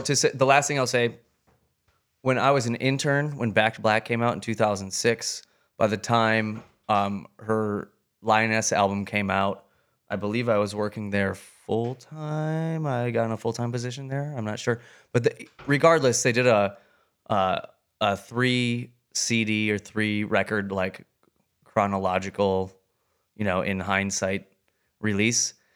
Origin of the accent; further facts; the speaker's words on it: Wisconsin, United States; my hometown in Wisconsin